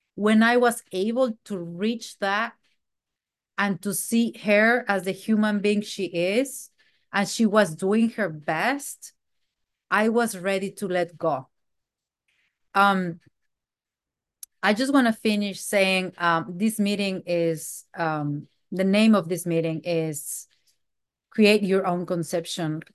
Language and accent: English; Mexico; moved away; I am from Mexico